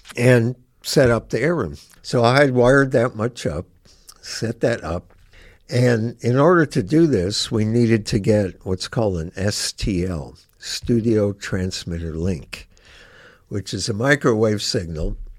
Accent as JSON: {"language": "English", "town": "Gary", "region": "Indiana", "country": "United States", "tie": "born or raised there", "also_born_or_lived": "Chicago, Illinois", "moved": "yes", "lives_now": "Bloomington, United States", "said": "I grew up in Gary, but I was born in Chicago"}